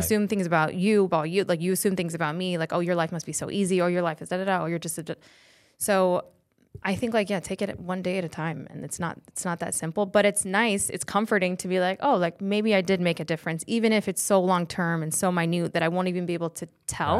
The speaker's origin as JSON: {"language": "English", "town": "Fort Collins", "region": "Colorado", "country": "United States", "tie": "born or raised there", "accent": "valley girl", "moved": "as an adult", "lives_now": "Los Angeles, United States"}